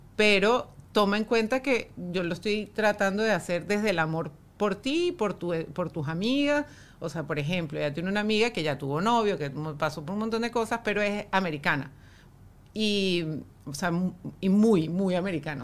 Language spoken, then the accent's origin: Spanish; Venezuela; nosotros como venezolanos